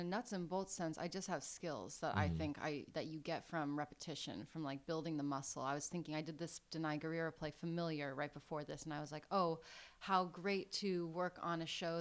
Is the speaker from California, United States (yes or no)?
yes; Northern California, United States; I'm from California, but I'm from Northern California, which is a totally different place